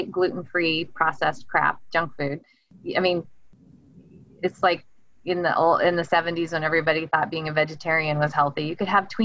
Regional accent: the South, United States; But I always say I was raised in the South. So my dad was in the Navy and I'm a I'm a southern girl

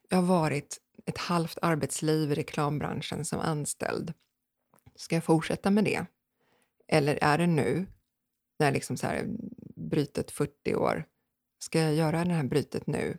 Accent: Sweden; Tre kvarter härifrån, det här huset, så um, växte jag upp

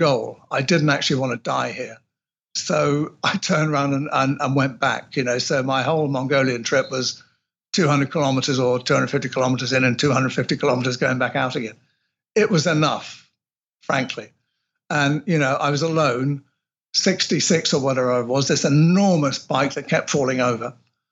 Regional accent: England, United Kingdom; I'm English

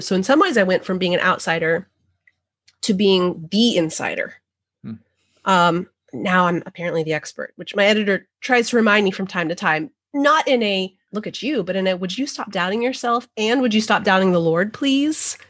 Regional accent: New Mexico, United States; now in the deep South, United States; I grew up in New Mexico

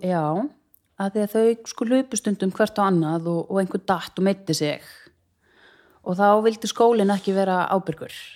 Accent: Reykjavík, Capital Region, Iceland; also born or lived in Hafnarfjörður; ég er fætt og uppalinn í Hafnarfyrði til fjögur eða fimm ára aldurs og þá skildu fóröldra mínir og ég flutti með mammu til Reykjavíkur

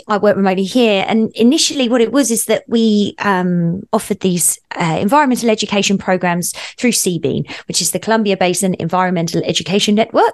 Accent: Essex, East of England, United Kingdom; moved away as an adult; also born or lived in Australia / New Zealand; now in Revelstoke, Canada; I grew up in England on the edge, the cusp of where London sort of dips out into the countryside in a place called Essex

